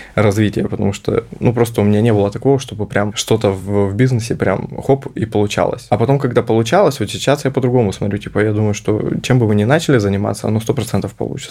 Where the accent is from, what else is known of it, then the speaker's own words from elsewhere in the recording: Novosibirsk, Novosibirsk Oblast, Russia; я сам из Новосибирска